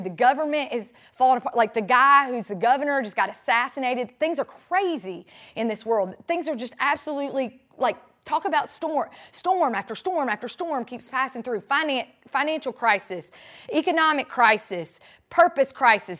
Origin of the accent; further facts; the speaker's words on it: Sandy Ridge, North Carolina, United States; now in Tampa, United States; I grew up in Sandy Ridge, North Carolina